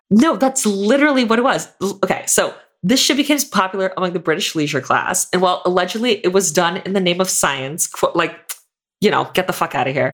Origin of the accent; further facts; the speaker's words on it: Florida, United States; I'm from Florida